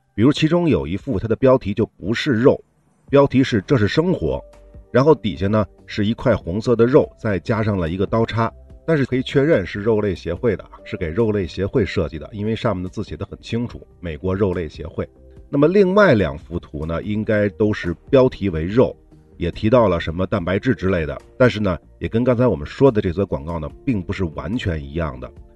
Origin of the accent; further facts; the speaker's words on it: China; 我们中国人